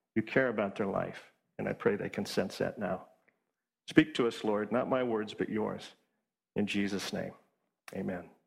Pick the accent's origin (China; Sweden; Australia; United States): United States; Washington; moved away as an adult; also born or lived in Hawaii; now in East Coast, United States; my wife and I grew up in Washington State